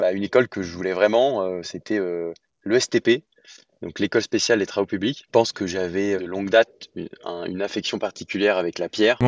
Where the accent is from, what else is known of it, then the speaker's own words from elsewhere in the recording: Lyon, Auvergne-Rhône-Alpes, France; j'ai grandi à Lyon